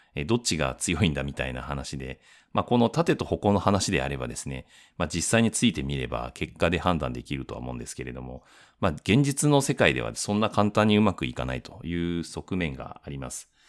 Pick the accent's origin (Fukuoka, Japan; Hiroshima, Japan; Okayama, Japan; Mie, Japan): Fukuoka, Japan; moved away; 私自身は福岡出身でもあるし、えー、両親にも会いたいしっていうので福岡に行きたかった